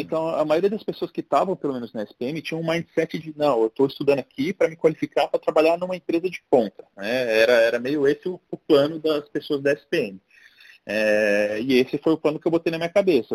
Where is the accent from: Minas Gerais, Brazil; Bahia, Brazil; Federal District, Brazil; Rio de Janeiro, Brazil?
Federal District, Brazil; Brasília; moved away as an adult; also born or lived in San Diego; now in São Paulo, Brazil; sou original de Brasília, estou em São Paulo há 20 e cinco anos